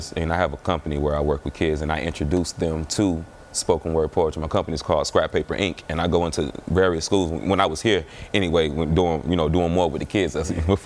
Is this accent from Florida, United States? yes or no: yes; Miami, Florida, United States; I'm from Miami